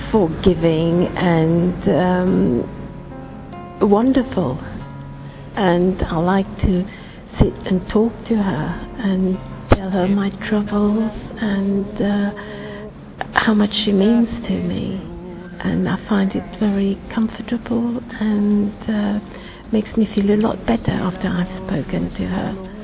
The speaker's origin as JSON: {"language": "English", "country": "Mauritius", "said": "I come from Mauritius."}